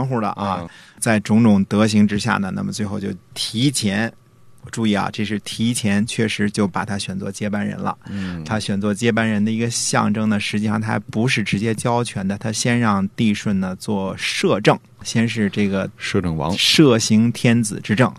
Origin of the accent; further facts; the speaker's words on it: northern China, China; moved away; 我小的时候，至少在北方的时候